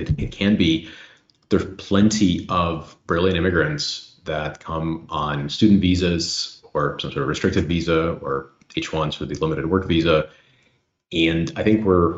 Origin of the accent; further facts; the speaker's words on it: Ukraine; also born or lived in Illinois; now in United States; where I grew up in Soviet Union